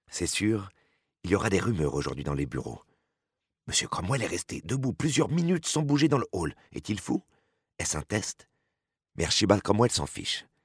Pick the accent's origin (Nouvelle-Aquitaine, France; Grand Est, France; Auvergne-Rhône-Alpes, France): Grand Est, France; Nancy; moved away as an adult; Je suis née à Nancy et j'ai vécu en Lorraine durant les 30 premières années de ma vie. Devenue bretonne par amour en 2002